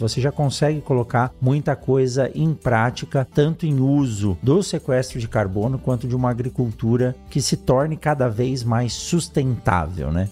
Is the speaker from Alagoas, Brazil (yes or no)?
no; São Paulo, Brazil; also born or lived in Botucatu; eu nasci em São Paulo, na capital, mas morei quase 10 anos em Botucatu, onde eu fiz a minha graduação, meu doutorado